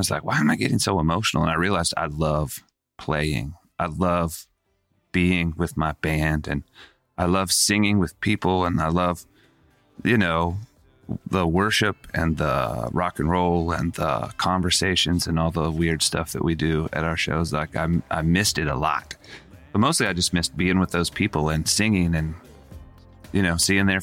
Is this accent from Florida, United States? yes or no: no; Charlotte, North Carolina, United States; Growing up in Charlotte, North Carolina